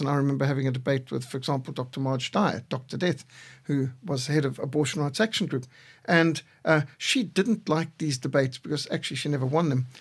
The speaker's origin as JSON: {"language": "English", "country": "Zimbabwe", "tie": "born or raised there", "said": "I was brought up in Rhodesia"}